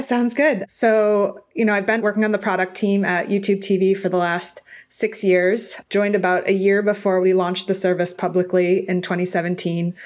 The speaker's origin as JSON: {"language": "English", "town": "Boston", "region": "Massachusetts", "country": "United States", "tie": "born or raised there", "moved": "yes", "lives_now": "California, United States", "said": "I grew up in Boston, so we are all diehard sports fans there."}